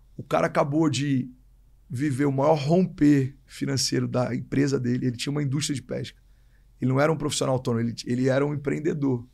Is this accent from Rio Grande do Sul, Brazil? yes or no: no; Rio de Janeiro, Brazil; moved away as an adult; also born or lived in Miami, United States; now in São Paulo, Brazil; Nasci no Rio